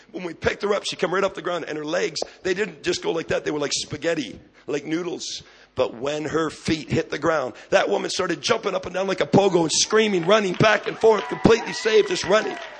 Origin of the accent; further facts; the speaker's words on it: Canada; I'm a Canadian